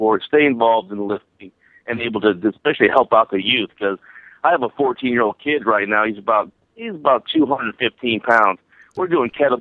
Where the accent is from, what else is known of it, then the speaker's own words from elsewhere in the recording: Akron, Ohio, United States; I'm an Akron boy. I'm from Akron, Ohio.